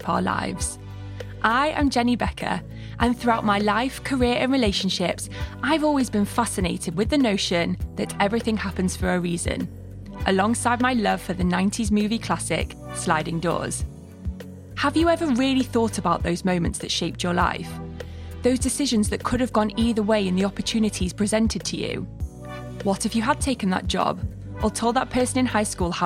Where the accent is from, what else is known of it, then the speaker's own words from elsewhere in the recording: Manchester, North West England, United Kingdom; we're both from Manchester